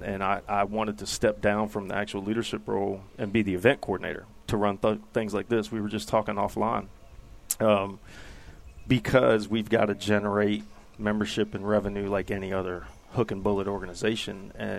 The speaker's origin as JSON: {"language": "English", "region": "Maryland", "country": "United States", "tie": "born or raised there", "moved": "as an adult", "lives_now": "Kentucky, United States", "said": "Actually born and raised in Maryland."}